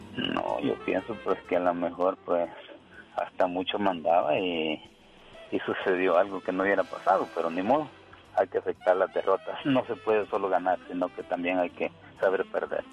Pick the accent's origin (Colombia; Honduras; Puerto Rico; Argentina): Honduras; moved away; yo soy de Honduras, de Honduras, de Puerto Barrios